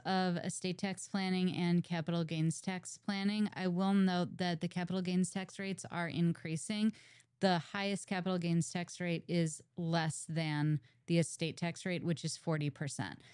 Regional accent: St. Louis, Missouri, United States; moved away; I'm originally from Saint Louis, and I moved back to town to go to law school at WashU

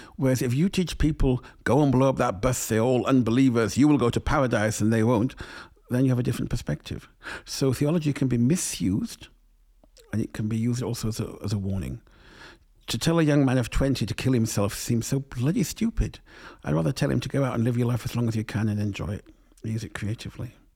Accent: England, United Kingdom; growing up in England

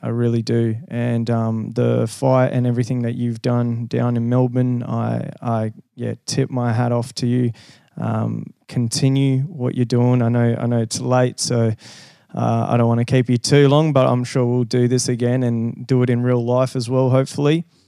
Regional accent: Brazil; also born or lived in Rio de Janeiro / Western Australia; now in Sydney, Australia; Brazil. So I was originally okay. from a little little farm.

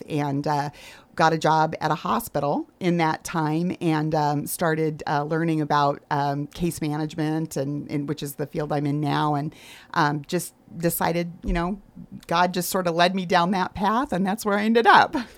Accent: Arizona, United States; moved away as an adult; also born or lived in Michigan; I grew up in Arizona so I was a long way from home

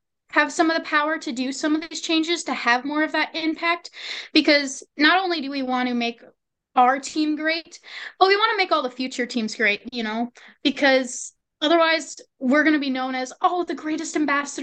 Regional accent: Sibley County, Minnesota, United States; from Sibley County

